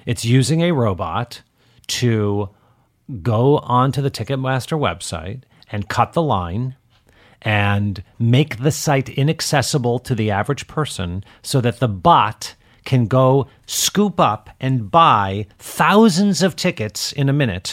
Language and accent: English; Detroit, Michigan, United States; And I'm from Detroit